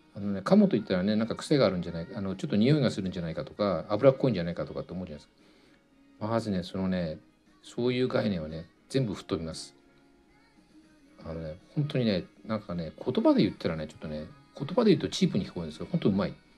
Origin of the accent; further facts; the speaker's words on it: Tokyo, Japan; 僕は東京生まれなんでねあの醤油がラーメンをね子供の頃から食べてたんですが